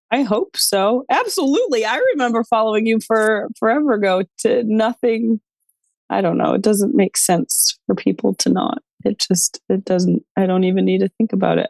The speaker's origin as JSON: {"language": "English", "region": "New York", "country": "United States", "tie": "born or raised there", "also_born_or_lived": "Western United States", "moved": "yes", "said": "I was born and raised in New York"}